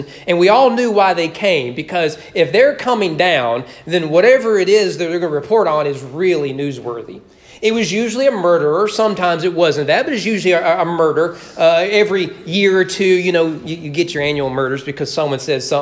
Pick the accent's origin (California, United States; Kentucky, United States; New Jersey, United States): Kentucky, United States; rural Kentucky near Gratz, United States; when I was growing up, my hometown was never in the news. We got Lexington, Louisville, and Cincinnati news